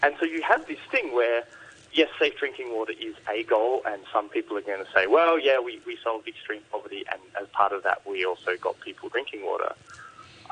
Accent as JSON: {"language": "English", "country": "Australia", "said": "as an Australian"}